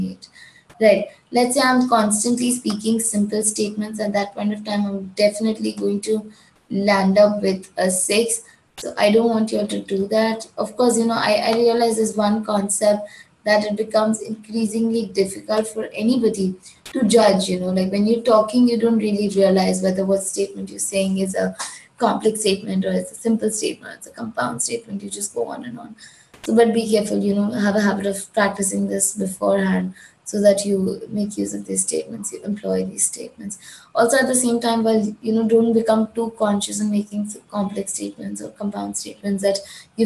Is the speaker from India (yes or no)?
yes; Gujarat, India; I'm from India, I belong to Gujarat.